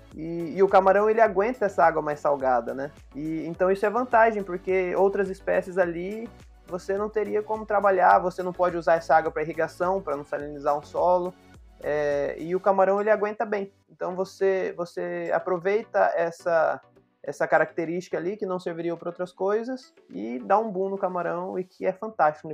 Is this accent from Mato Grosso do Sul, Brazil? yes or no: yes; Campo Grande, Mato Grosso do Sul, Brazil; now in Paraíba, Brazil; eu não sou aqui da Paraíba. Eu sou de Campo Grande, no Mato Grosso do Sul